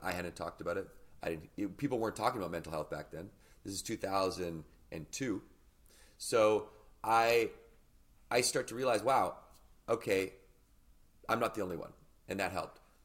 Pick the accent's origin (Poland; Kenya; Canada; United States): Canada; Victoria, British Columbia; I grew up in Victoria, British Columbia